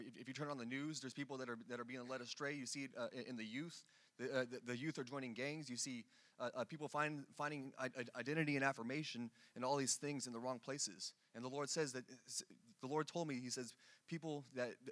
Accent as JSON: {"language": "English", "region": "California", "country": "United States", "moved": "yes", "lives_now": "Dallas, United States", "said": "I'm from California"}